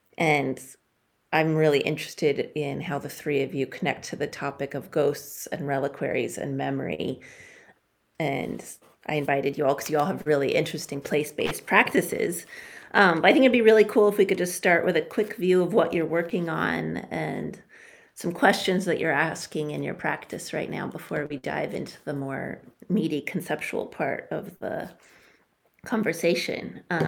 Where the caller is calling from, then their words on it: Homer, Alaska, United States; I use both she, her, and they. I am calling in from the Nanilchik village sovereign land that is called Homer, Alaska.